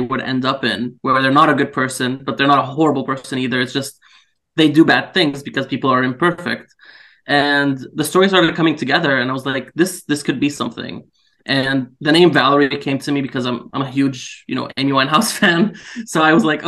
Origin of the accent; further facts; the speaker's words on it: Syria; moved away; I'm from Syria, and unfortunately I've had to live through, you know, several years of the war there.